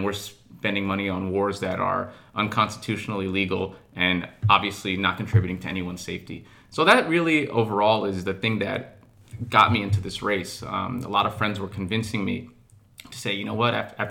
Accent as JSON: {"language": "English", "town": "Mount Vernon", "region": "New York", "country": "United States", "tie": "born or raised there", "said": "I'm from Mount Vernon. My parents immigrated to this country from Eritrea in the early 1970s. And I had a typical New York upbringing in Mount Vernon."}